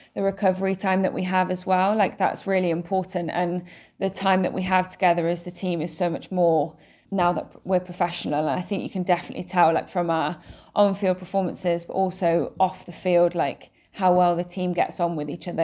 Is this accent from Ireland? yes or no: no; England, United Kingdom; I was born and raised in England